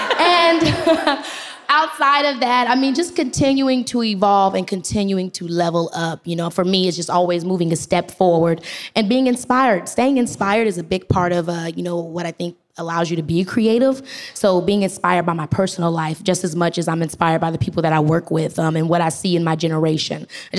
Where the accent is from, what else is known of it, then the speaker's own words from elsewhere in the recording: Robbins, Illinois, United States; I grew up in Robbins, Illinois, which is like a really small town, south side of Chicago.